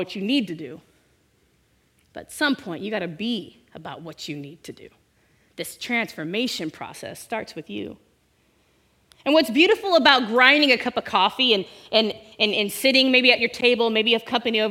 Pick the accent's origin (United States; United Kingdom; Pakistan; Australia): United States; Bay Area, California; I'm from the Bay Area